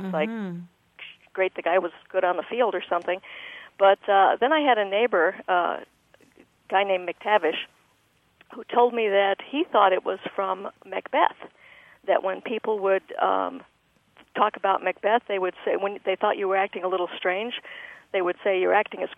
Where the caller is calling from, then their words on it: Grayslake, Illinois, United States; I'm calling from Grays Lake.